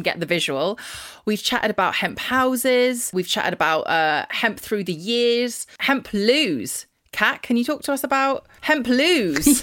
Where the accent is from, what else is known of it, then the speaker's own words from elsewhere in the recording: London, United Kingdom; I'm a Londoner